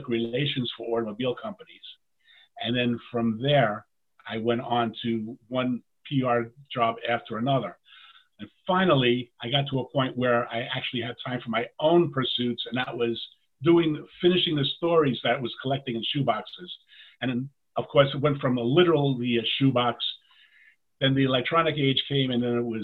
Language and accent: English; New York City, New York, United States; moved away as an adult; also born or lived in Queens / Manhattan / Brooklyn; I grew up in the Tallentine area, University Avenue, Fordham Road, right around there, University Heights.